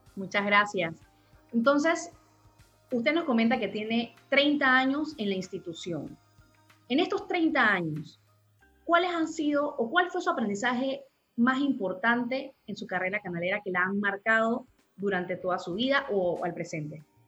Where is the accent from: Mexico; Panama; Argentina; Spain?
Panama; como panameños